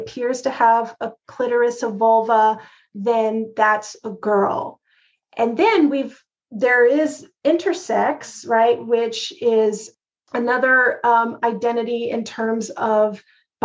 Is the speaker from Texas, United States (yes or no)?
yes; Texas, United States; when I was growing up in Texas